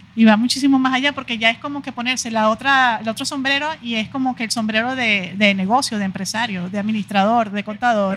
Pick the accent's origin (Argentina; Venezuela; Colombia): Venezuela; moved away as an adult; now in Mexico; yo vengo de Venezuela y tengo aquí ya 15 años